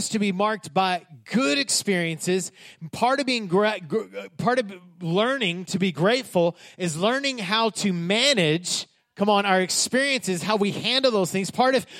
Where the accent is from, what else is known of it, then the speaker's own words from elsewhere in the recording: Odessa, Texas, United States; I am from the big city of Odessa, Texas, right? About 100,000 people. It's an oil town. Most of y'all probably heard of Odessa because of Friday Night Lights. And I grew up in Odessa, spent most of my life there